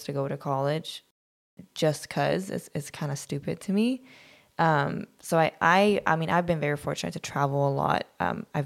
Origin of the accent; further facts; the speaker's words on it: Sweden; now in United States; I grew up in Sweden